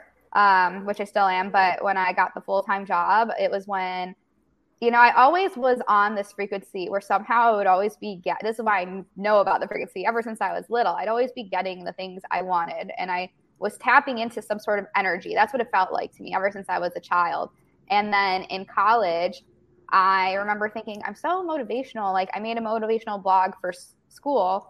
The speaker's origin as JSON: {"language": "English", "region": "Illinois", "country": "United States", "also_born_or_lived": "Arizona", "moved": "as an adult", "lives_now": "Los Angeles, United States", "said": "I'm from Illinois."}